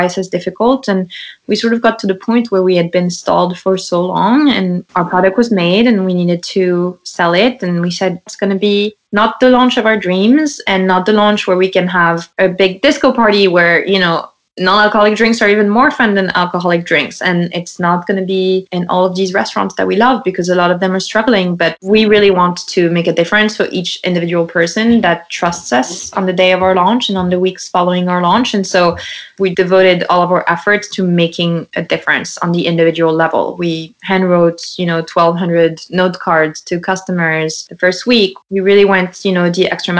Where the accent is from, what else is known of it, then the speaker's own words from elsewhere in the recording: Lyon, Auvergne-Rhône-Alpes, France; English is a second language; moved away as an adult; also born or lived in New York, United States; now in United States; I grew up in Lyon